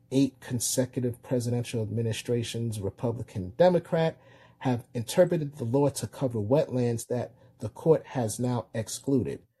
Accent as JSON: {"language": "English", "region": "Florida", "country": "United States", "said": "I'm from Florida."}